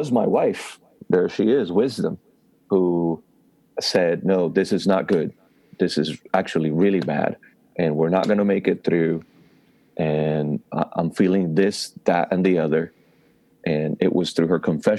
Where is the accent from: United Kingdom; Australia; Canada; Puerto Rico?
Puerto Rico; moved away; being born and raised in Puerto Rico, not in a Christian background